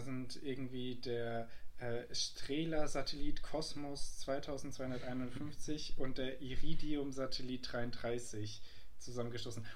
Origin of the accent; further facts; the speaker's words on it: Germany; wo wir als Deutsche